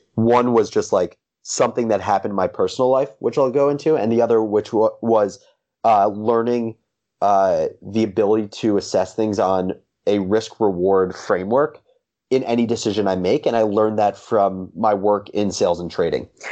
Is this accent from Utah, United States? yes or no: no; Livingston, New Jersey, United States; also born or lived in Michigan; I grew up in Livingston, New Jersey